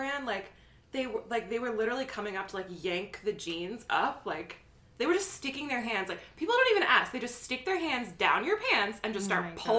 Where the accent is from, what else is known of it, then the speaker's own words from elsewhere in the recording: Fairfield, Iowa, United States; moved away; It's a book about my hometown.